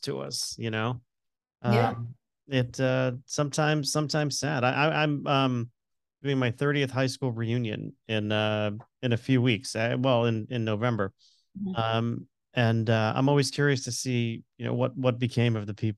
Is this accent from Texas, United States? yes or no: no; Connecticut, United States; also born or lived in Florida; I moved to Connecticut in 1983